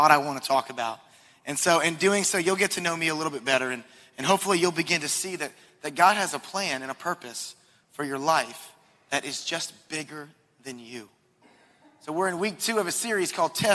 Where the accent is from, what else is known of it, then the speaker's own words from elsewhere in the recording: Charleston, South Carolina, United States; moved away as an adult; also born or lived in Asheville, North Carolina; I grew up in Charleston. This is my stomping grounds